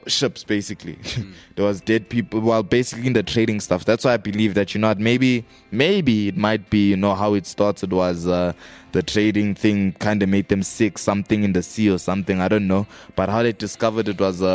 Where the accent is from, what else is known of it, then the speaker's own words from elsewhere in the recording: South Africa; I'm South African.